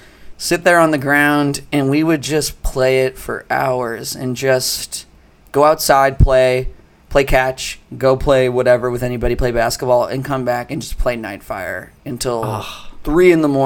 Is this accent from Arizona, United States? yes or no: yes; Phoenix, Arizona, United States; I grew up in Phoenix, which is a, you know, a large city, but very spread out, like Los Angeles